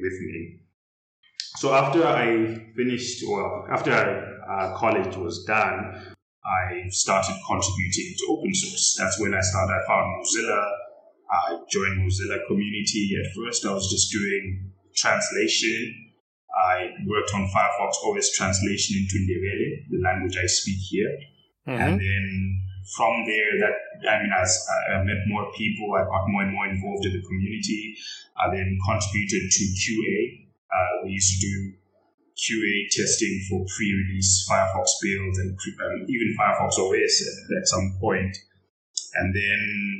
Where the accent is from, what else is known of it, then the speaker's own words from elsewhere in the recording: Zimbabwe; I was raised in Zimbabwe